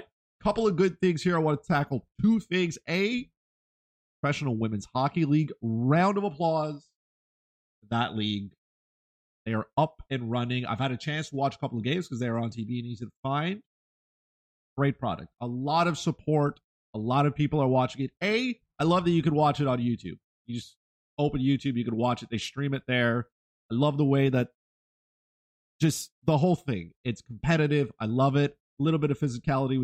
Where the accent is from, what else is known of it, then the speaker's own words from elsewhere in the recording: Canada; As a Canadian